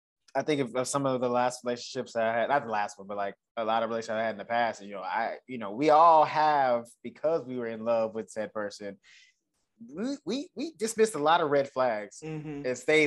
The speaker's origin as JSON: {"language": "English", "region": "the South", "country": "United States", "accent": "Southern", "said": "which doesn't help with me because I'm from the South. So when they're doing it, I'm like, first of all, I know I sound like"}